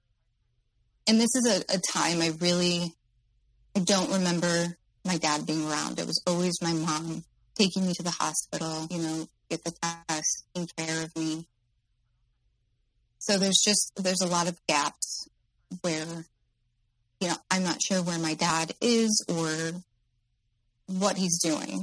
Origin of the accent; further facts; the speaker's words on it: Midwest, United States; I'm in the Midwest, by the way, my hometown